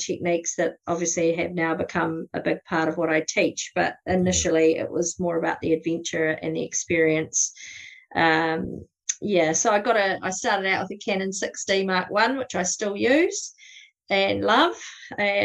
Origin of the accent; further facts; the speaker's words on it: South Canterbury and Tekapo, New Zealand; accent: New Zealand; I kind of grew up around this area as well, around South Canterbury and Tekapo.